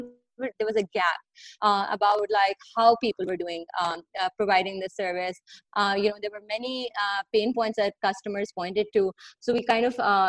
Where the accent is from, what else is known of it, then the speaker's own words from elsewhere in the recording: Pakistan; growing up in Pakistan, it's always been quite an issue for people to get to work because the public transport over here is often like a very, very overly crowded